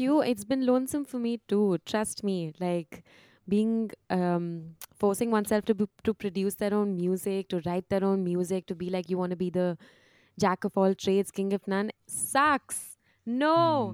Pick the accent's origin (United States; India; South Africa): India; moved away as an adult; I am Indian